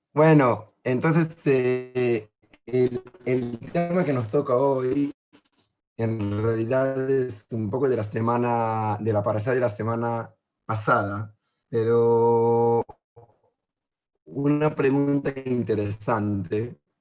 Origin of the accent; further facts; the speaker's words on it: Israel; also born or lived in Uruguay; yo soy israelí